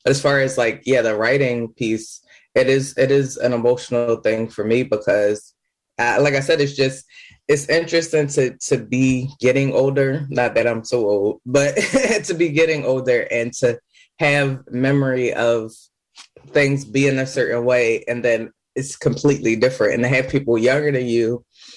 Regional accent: Philadelphia, Pennsylvania, United States; also born or lived in Germantown, Philadelphia / New York City; I grew up in Nicetown originally, and then we moved into Germantown a little bit.

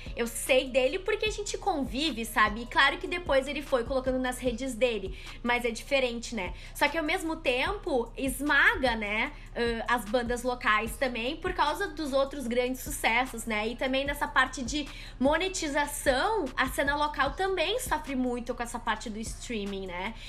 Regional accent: Porto Alegre, Rio Grande do Sul, Brazil; also born or lived in São Leopoldo; eu sou de São Leopoldo, mas eu passei minha vida inteira em Porto Alegre praticamente

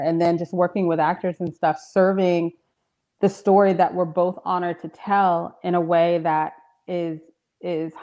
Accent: Marietta, Georgia, United States; I'm from Marietta. My dad's from South Atlanta

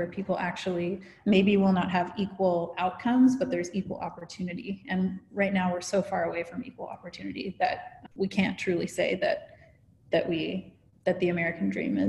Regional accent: Canada; born there; I'm actually Canadian by birth, but I've lived around the world.

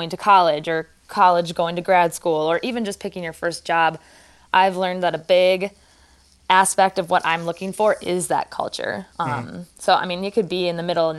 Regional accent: Wisconsin, United States; moved away as an adult; also born or lived in Oregon; I grew up in Wisconsin, went to school in Wisconsin

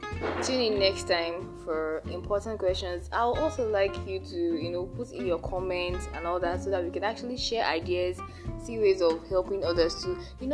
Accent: Nigeria; as a Nigerian student, we have been through a lot.

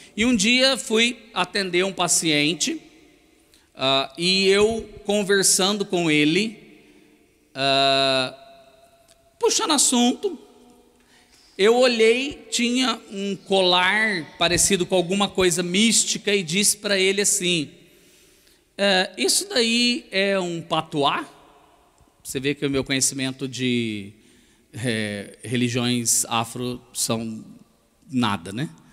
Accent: Itajubá, Minas Gerais, Brazil; moved away as an adult; now in São Paulo, Brazil; eu sou mineiro do sul de Minas, Itajubá. Então, eu sou um mineiro que já vive em São Paulo há uns 20 e poucos anos

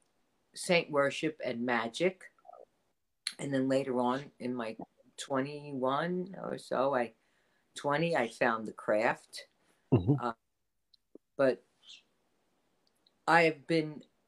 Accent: New York City, New York, United States; I grew up in the Bronx.

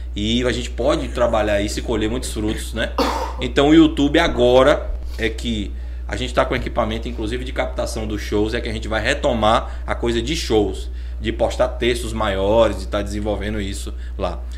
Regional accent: Vitória da Conquista, Bahia, Brazil; moved away; Venho de Vitória da Conquista, eu sou ator

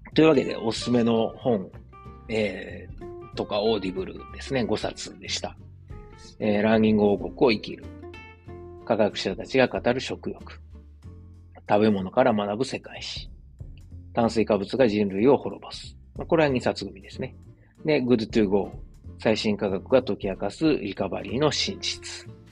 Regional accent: Osaka, Japan; accent: Osaka-ben; 大阪弁でこうやって配信してます

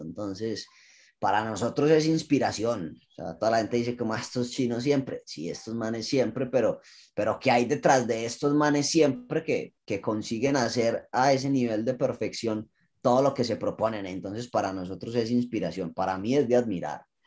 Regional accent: Colombia; nosotros crecimos en Colombia con la idea de, ser futbolista

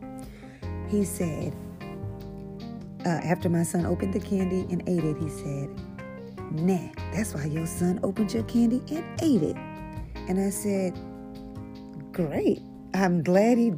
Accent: St. Louis, Missouri, United States; also born or lived in Texas; I'm from St. Louis. I'm from Texas, but I was raised in St. Louis

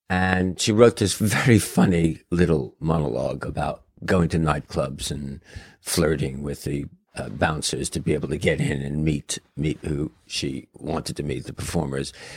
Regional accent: New York City, New York, United States; moved away; growing up in New York City

